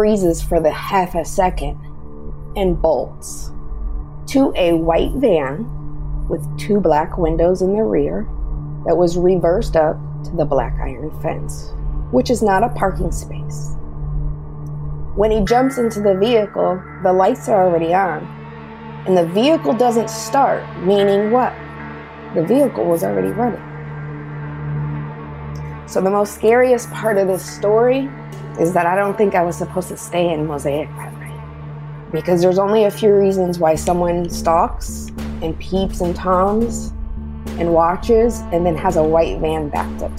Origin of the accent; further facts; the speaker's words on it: Texas, United States; moved away; I'm originally from Texas, from a strong woman.